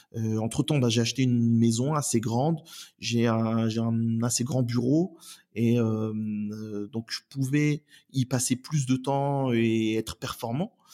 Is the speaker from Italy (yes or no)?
no; Oissel, Normandy, France; also born or lived in Elbeuf / Saint-Pierre-lès-Elbeuf; j'habite euh, la métropole de Rouen depuis bah, depuis toujours. J'y suis né, je suis né à Elbeuf. j'ai fait mes études, j'ai grandi sur Oissel